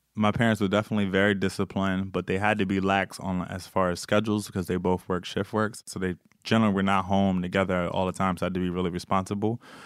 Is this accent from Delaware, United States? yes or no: yes; Bear, Delaware, United States; I was from Bear and both my parents was police officers. I grew up kind of a only child